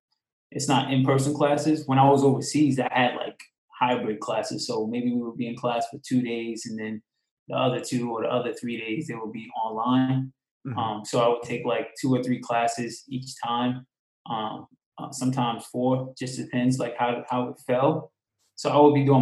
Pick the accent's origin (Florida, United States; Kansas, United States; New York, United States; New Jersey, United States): New York, United States; Long Island; also born or lived in Queens, New York; I'm originally from New York. I was born in Queens, raised mostly in Long Island